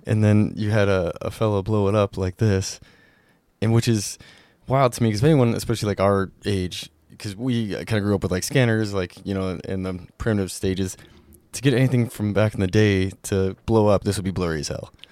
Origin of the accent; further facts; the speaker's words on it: Montana, United States; growing up in Montana